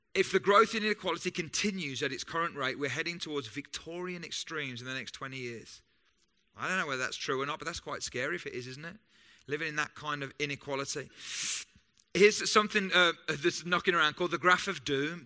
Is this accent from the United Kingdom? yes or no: yes; United Kingdom; I'm British and I love being British